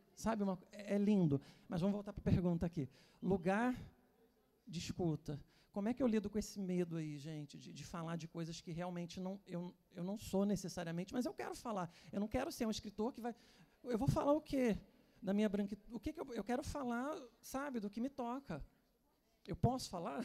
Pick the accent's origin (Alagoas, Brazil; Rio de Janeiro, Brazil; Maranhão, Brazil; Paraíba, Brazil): Rio de Janeiro, Brazil; Teresópolis; Eu sou de Teresópolis, que é uma cidade do interior do Rio, né?